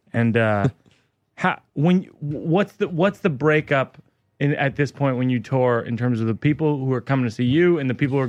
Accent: Shrewsbury, Massachusetts, United States; Oh, I grew up in Shrewsbury.

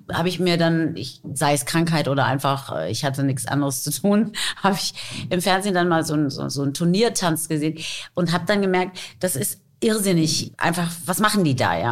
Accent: Taunus, Hesse, Germany; first language English and German; now in Frankfurt, Germany; ich bin im Taunus aufgewachsen

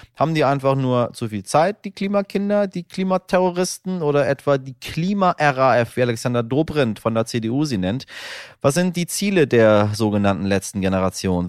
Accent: Northern Germany, Germany; als Norddeutscher

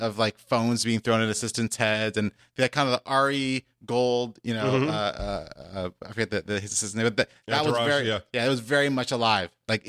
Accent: Los Angeles, California, United States; I grew up on the West Coast. I've been in LA pretty much my entire life, although my family's from the East Coast. Went to UCLA, went locally to high school here at Hawthorne, just in the shadow of the airport.

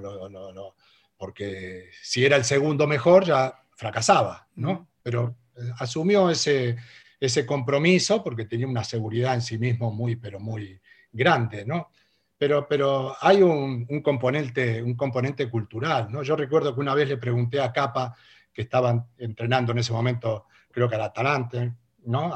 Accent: Argentina; moved away as an adult; also born or lived in Spain; me fui a mi, a mi pueblo y le dije a mi madre, me voy a España

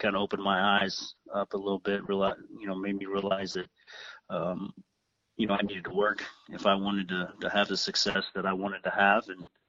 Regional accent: Indianapolis, Indiana, United States; when I was born in Indianapolis, my dad was coaching at Lebanon High School.

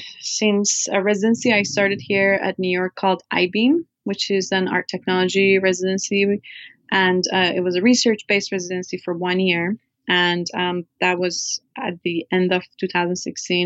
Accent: Iran; moved away; my life growing up in Iran

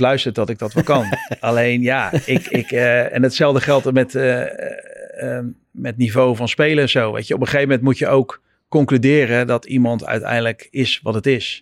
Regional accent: Netherlands; moved away as an adult; also born or lived in United States; als Nederlander

